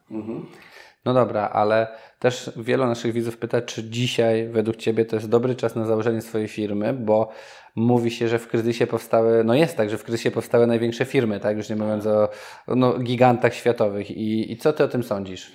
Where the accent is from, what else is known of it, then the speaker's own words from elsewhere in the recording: Nowy Sącz, Lesser Poland, Poland; moved away; sam pochodzę z Nowego Sącza, gdzie często bywam